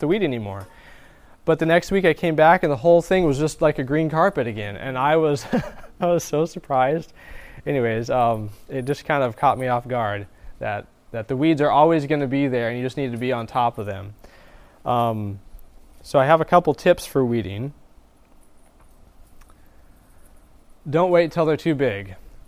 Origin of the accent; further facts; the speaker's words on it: the Northwest, Pacific Northwest, United States; now in Florida, United States; I'm originally from the Northwest